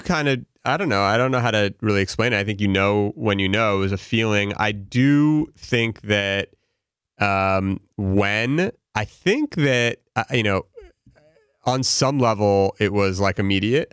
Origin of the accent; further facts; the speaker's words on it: Los Angeles, California, United States; also born or lived in Pennsylvania; I grew up in L A, uh, born and raised here, lived here my entire life through high school